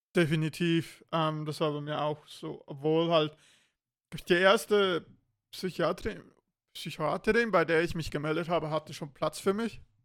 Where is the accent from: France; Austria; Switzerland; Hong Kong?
Switzerland; bei uns in der Schweiz